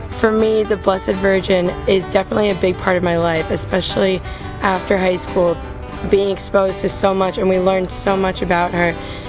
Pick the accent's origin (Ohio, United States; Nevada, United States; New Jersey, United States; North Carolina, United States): New Jersey, United States; Westwood; I'm from Westwood, New Jersey. I'm a freshman at Catholic University. I've gone to Catholic school my whole life